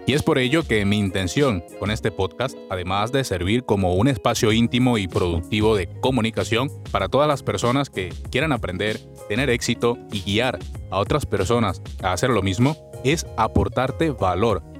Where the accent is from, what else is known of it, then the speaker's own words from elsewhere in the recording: Venezuela; moved away as an adult; soy un venezolano que, al igual que muchas otras personas, he emigrado a otro país en busca de mejores oportunidades